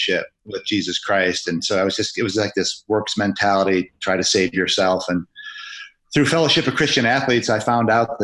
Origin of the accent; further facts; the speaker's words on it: Grand Rapids, Michigan, United States; in my hometown of Grand Rapids, Michigan